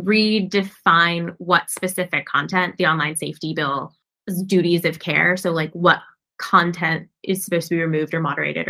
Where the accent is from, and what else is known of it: United States